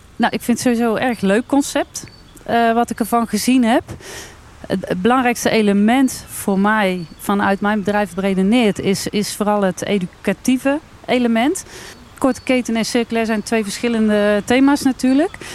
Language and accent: Dutch; Wijk en Aalburg, North Brabant, Netherlands; Ik kom uit Wijk en Aalburg, gemeente Altena.